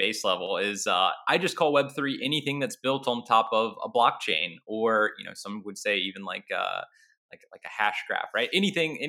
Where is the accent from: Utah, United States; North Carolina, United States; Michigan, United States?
North Carolina, United States; I grew up in North Carolina